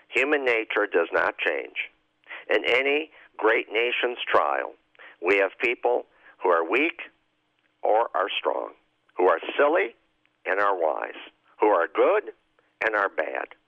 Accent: Chicago, Illinois, United States; I say this as a Catholic. I say this as a Chicagoan and an Illinoisan and a citizen of the United States.

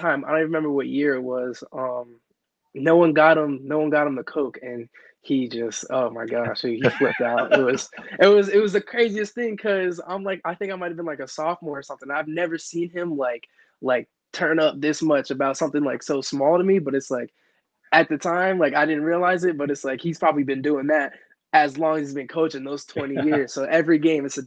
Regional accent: Cranston, Rhode Island, United States; also born or lived in Kansas; I actually wasn't even born in Cranston. I was born in Kansas

